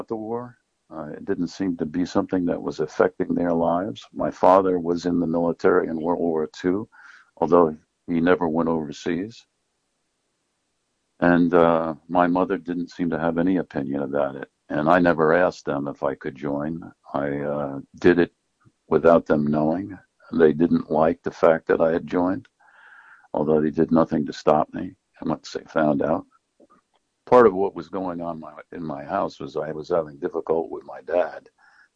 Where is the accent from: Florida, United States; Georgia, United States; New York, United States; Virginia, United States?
New York, United States; New Paltz; also born or lived in Maine; I grew up in New Paltz, New York, which is where I'm speaking from at the moment. And I was born here, and I spent most of my life here